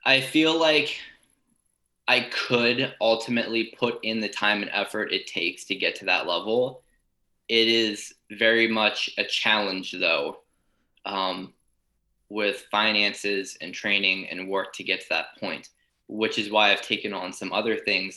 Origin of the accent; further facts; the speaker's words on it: Lancaster, Pennsylvania, United States; I come from Eastern Lancaster in Pennsylvania, which is kind of known for Amish country. So the high school I went to had a wood shop class